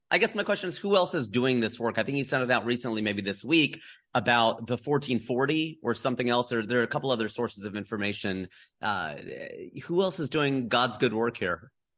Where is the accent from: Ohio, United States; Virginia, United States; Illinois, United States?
Ohio, United States; Cincinnati; moved away; my hometown of Cincinnati